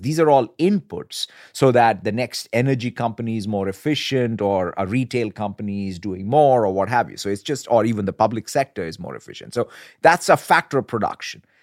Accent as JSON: {"language": "English", "country": "India", "tie": "born or raised there", "moved": "yes", "said": "growing up in India and, as you said, as a son of a civil servant"}